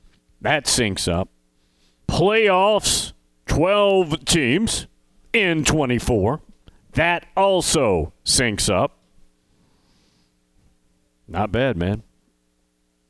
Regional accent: the South, United States; Now, I'm from the South, so there may be some bias there

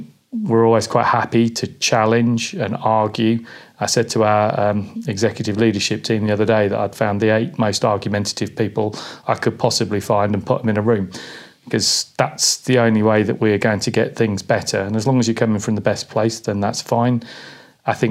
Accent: Peterborough, East of England, United Kingdom; heading back into Peterborough, which is where I went to school

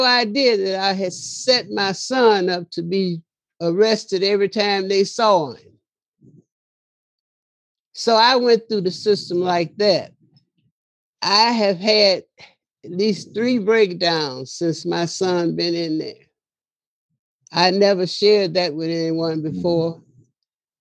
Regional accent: Chicago, Illinois, United States; I was born in Chicago

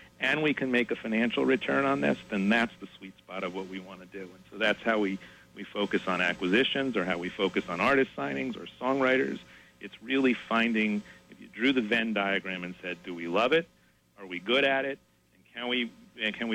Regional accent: Linden, New Jersey, United States; I grew up in Linden.

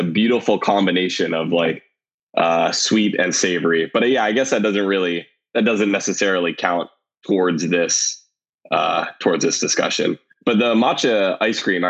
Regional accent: North Shore, Hawaii, United States; growing up on the North Shore

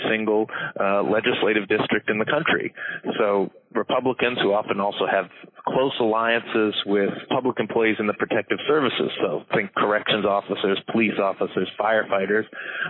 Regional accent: New York, United States; my home state of New York

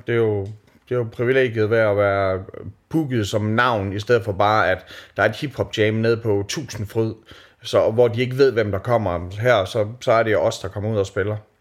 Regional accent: Skanderborg, Central Denmark Region, Denmark; moved away; da jeg voksede op i Skanderborg

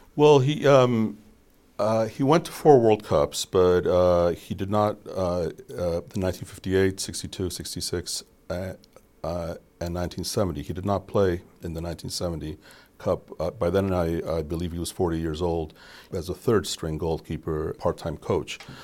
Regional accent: Colombia; moved away; I grew up in Colombia

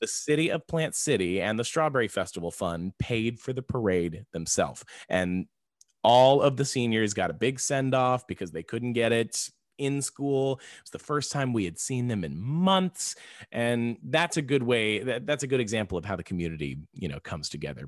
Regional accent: Florida, United States; now in Texas, United States; I was born in Florida

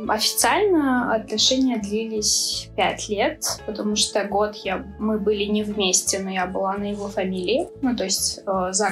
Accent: Chechnya, Russia; Я именно чеченка, и все традиции, все... Ну, я выросла и воспитана именно в чеченских традициях.

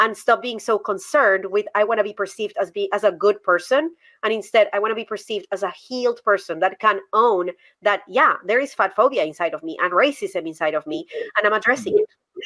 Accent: Colombia; English is a second language; now in United States; I learned English in Colombia. I didn't learn English in the United States. I learned English in Colombia.

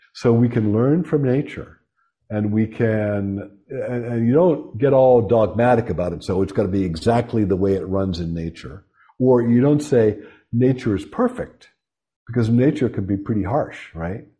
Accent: Pittsburgh, Pennsylvania, United States; moved away

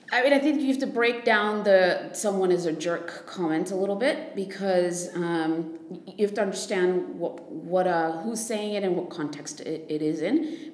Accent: United States; I'm American

